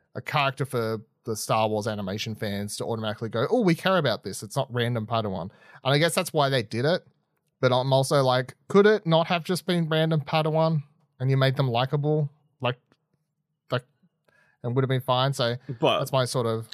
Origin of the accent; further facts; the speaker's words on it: Australia; I'm Australian